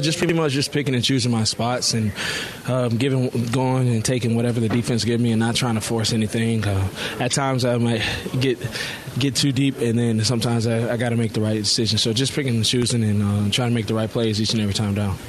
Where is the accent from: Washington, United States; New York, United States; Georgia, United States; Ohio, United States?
Georgia, United States; Atlanta; I'm from Atlanta